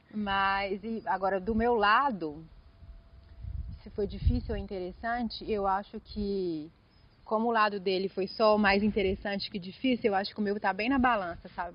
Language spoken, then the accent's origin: Portuguese; interior of Bahia, Brazil; moved away; also born or lived in Belo Horizonte; E eu sou do interior da Bahia, do muito do interior da Bahia